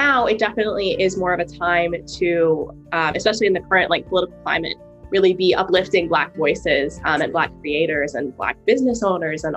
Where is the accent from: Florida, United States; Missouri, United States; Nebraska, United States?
Missouri, United States; Springfield; moved away; I'm from Springfield, Missouri, which is a small town in the south part of Missouri.